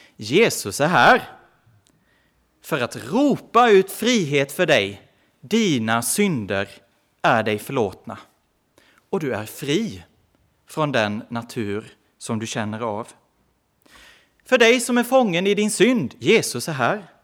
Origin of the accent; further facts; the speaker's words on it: Växjö, Kronoberg County, Sweden; Nu är jag inte i Växjö just, där jag kommer ifrån, men ganska nära.